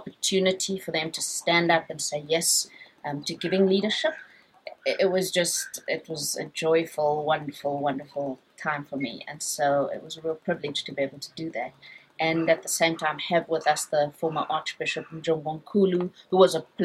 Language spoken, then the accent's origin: English; South Africa; As a South African